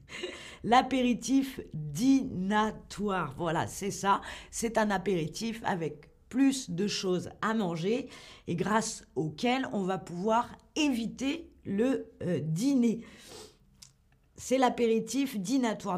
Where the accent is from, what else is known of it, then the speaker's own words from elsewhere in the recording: France; chez nous en France